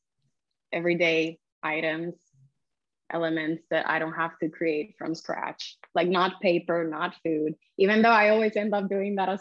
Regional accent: Puerto Rico; now in Barcelona, Spain; which I've done a couple in my hometown in Puerto Rico

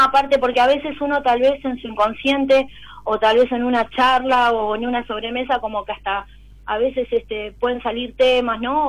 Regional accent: Buenos Aires, Argentina; Soy de Capital Federal

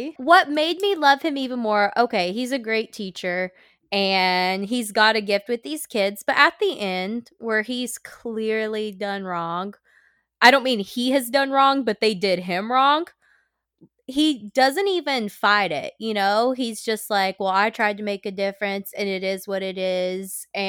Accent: the South, United States; I'm from the South. We say theater.

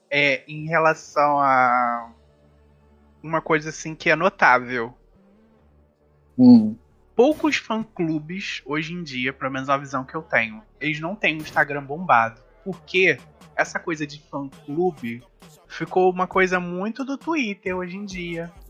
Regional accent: Brazil; eu sou brasileiro

